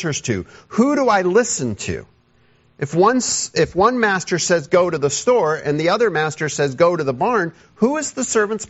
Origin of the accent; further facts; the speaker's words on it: United States; as an American